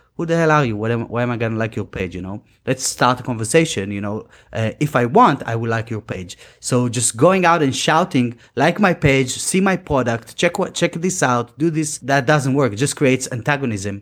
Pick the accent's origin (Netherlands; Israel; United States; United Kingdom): Israel; English is a second language; moved away; we're both from Israel originally